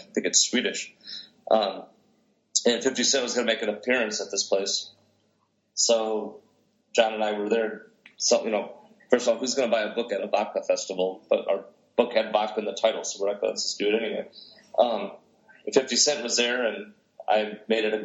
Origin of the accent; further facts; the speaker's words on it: outside Detroit, Michigan, United States; growing up outside Detroit with the techno music